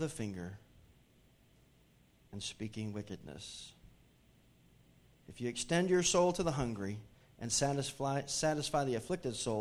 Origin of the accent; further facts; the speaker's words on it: Hartford, Connecticut, United States; moved away; my hometown area, Hartford, Connecticut